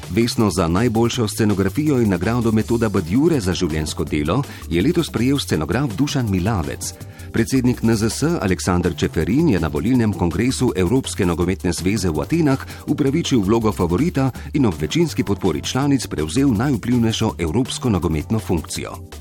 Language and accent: Slovenian; Slovenia; Slovenci smo ponosni na svojo planinsko in alpinistično zgodovino.